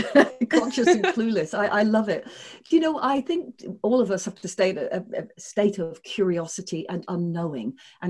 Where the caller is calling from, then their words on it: Sydney, New South Wales, Australia; I'm calling in from Sydney, Australia.